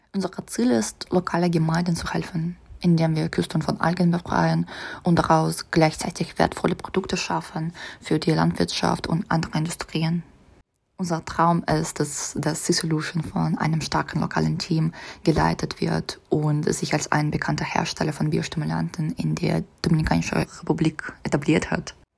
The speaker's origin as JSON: {"language": "German", "region": "Saint Petersburg", "country": "Russia", "second_language": "German", "moved": "as an adult", "lives_now": "Munich, Germany", "said": "Ich komme aus St. Petersburg, Russland"}